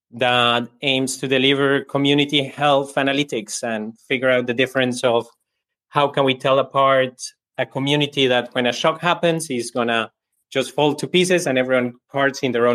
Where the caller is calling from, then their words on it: Berlin, Germany; From Berlin at the moment.